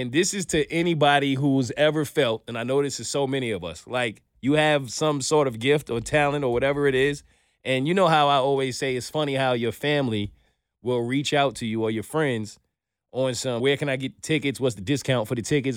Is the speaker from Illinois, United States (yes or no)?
no; New York, United States; I'm from New York